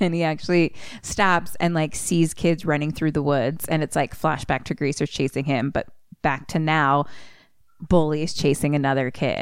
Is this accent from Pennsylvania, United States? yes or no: yes; Philadelphia, Pennsylvania, United States; accent: Philly; my Philly accent